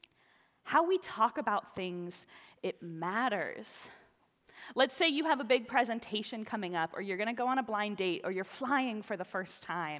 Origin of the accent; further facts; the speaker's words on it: the South, United States; moved away; I was raised in the South, where sometimes those things are just a part of life